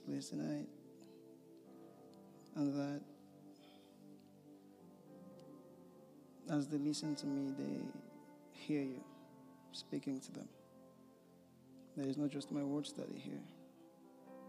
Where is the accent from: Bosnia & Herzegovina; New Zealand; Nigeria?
Nigeria; moved away as an adult; I am from Nigeria originally. I came here last year to do a master's program in law